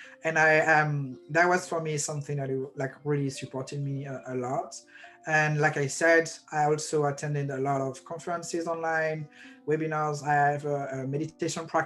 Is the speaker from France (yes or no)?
yes; France; moved away as an adult; now in Brooklyn, United States; I have a visa, I'm from France